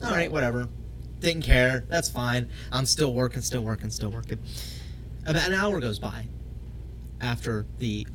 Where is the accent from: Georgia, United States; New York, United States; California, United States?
Georgia, United States; South; growing up in South Georgia